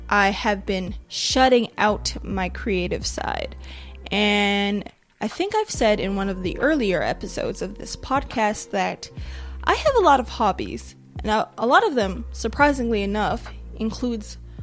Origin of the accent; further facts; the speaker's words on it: Nigeria; But I'm Nigerian.